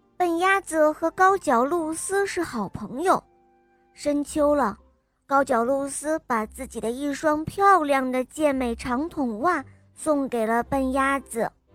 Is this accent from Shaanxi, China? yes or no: no; Hangzhou, Zhejiang, China; 我今年七岁了，我来自杭州